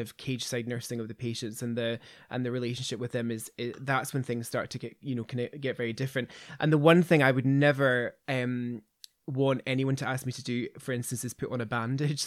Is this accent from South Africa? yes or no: no; Kirkintilloch, Scotland, United Kingdom; I grew up in Kirkendilloch